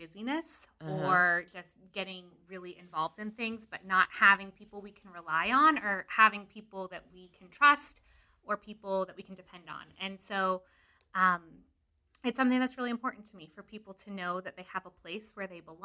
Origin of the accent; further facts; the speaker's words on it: Marysville, United States; I'm married to my high school sweetheart, Eric, and we're from Marysville